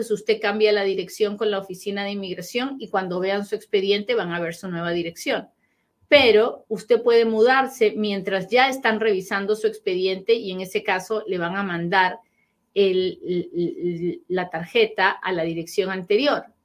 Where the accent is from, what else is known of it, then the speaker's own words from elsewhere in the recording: Nicaragua; now in United States; ya yo estoy en los Estados Unidos desde el 88, soy de Nicaragua, pero ah, soy de Nicaragua